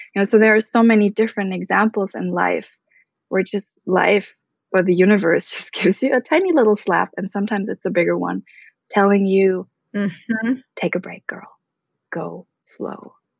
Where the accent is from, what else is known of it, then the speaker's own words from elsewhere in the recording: Germany; moved away; also born or lived in Bali / Philippines / Switzerland; I was born and raised in Germany to a Filipino mother and an American father